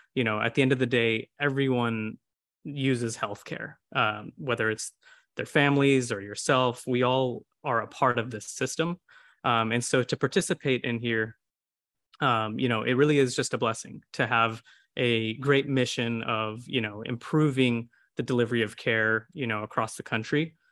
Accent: Houston, Texas, United States; a lot of us are born and raised in Houston

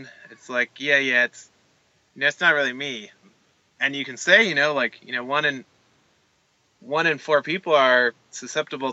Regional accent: Canada; being Canadian

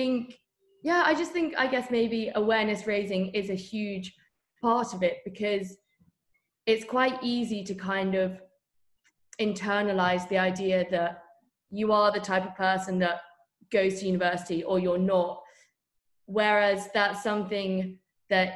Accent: Bath, South West England, United Kingdom; I'm from Bath, which is obviously geographically very close to Bristol

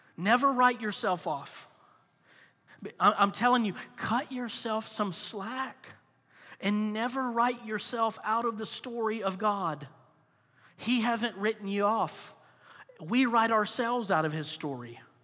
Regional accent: Florida, United States; moved away; I grew up in Florida

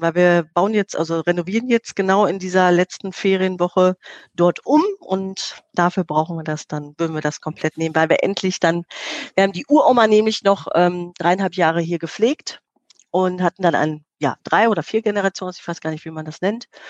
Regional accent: Herne, North Rhine-Westphalia, Germany; im Stadtteil Eickel ähm, groß geworden, direkt äh, zu Bochum-Wattenscheid hin

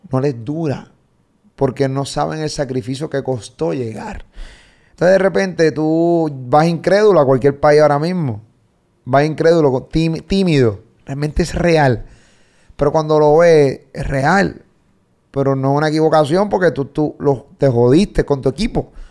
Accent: Medellín, Antioquia, Colombia; now in France; Yo vengo de Medellín, acá

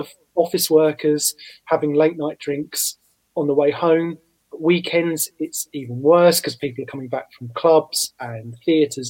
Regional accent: Southend-on-Sea, East of England, United Kingdom; my hometown of Southend on Sea in Essex

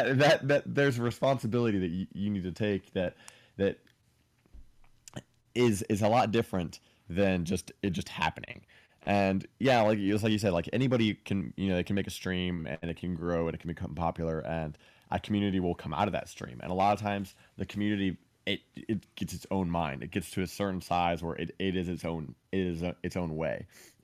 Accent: Ohio, United States; now in Florida, United States; I'm from Ohio.

